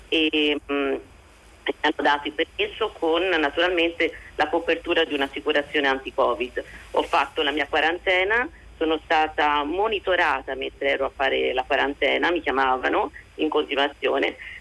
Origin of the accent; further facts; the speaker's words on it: Italy; now in Israel; io non ho eh, assolutamente nessuna eh, cittadinanza israeliana, vengo dall'Italia